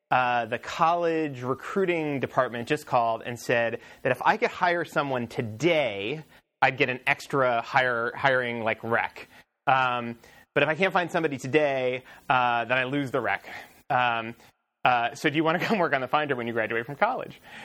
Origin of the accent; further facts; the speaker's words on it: Columbus, Ohio, United States; I grew up in Columbus, Ohio